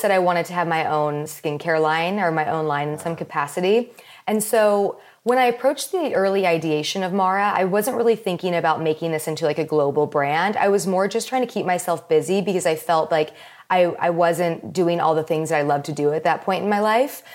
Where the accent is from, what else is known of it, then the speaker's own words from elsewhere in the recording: Palos Verdes, California, United States; also born or lived in Maryland; I moved from Maryland to Palos Verdes when I was, like, around five years old